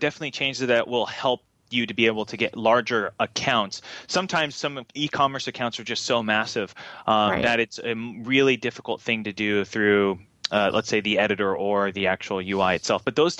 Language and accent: English; Japan; I grew up in Japan. My dad was in the Navy, and so we went to Tokyo Disneyland a lot.